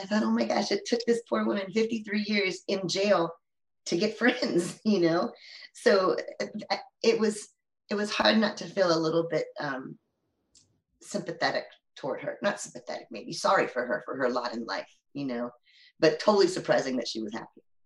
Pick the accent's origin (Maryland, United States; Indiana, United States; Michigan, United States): Maryland, United States; also born or lived in Virginia Beach; I lived, I grew up in Maryland, really near where she grew up in Maryland